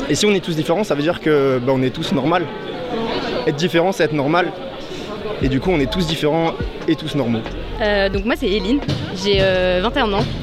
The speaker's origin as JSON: {"language": "French", "town": "Casablanca", "region": "Casablanca-Settat", "country": "Morocco", "said": "je suis de Casa, hein, je viens du campus de Casa"}